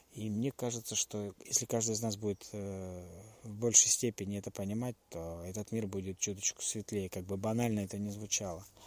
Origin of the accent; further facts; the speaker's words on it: Russia; я родился и жил в России